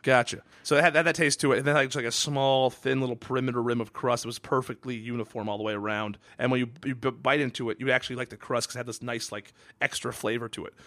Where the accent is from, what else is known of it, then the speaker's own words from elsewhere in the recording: Redmond or Kirkland, Washington, United States; moved away; I loved growing up in Redmond or Kirkland, Washington